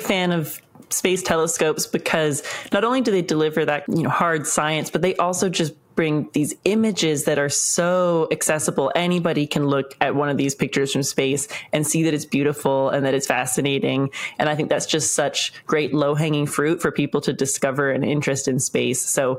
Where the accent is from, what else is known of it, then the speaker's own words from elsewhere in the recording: Canada; I'm Canadian. We have a Canadian astronaut going on the Artemis II mission.